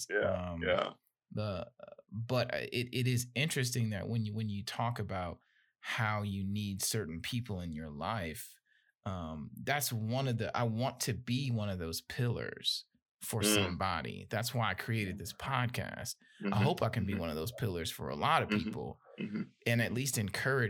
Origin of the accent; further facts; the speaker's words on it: Gary, Indiana, United States; I grew up in Gary, Indiana